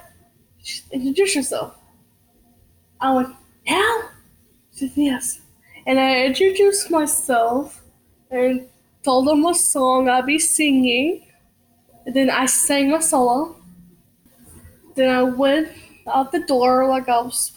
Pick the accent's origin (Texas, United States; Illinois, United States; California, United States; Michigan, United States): Texas, United States; Plainview; now in Lubbock, United States; I was born and raised in Plainview, Texas